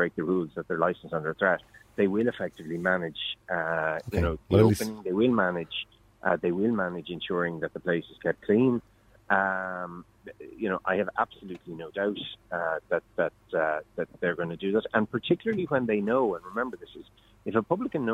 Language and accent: English; County Wexford, Ireland; I come from County Wexford